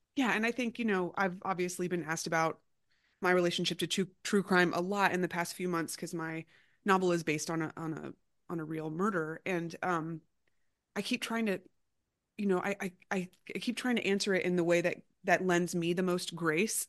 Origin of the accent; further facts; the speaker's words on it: Florida, United States; I grew up in a home that had guns, you know, and I'm, I'm from Florida